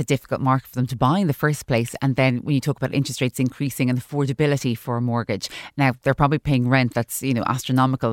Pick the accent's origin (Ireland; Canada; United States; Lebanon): Ireland; as Irish consumers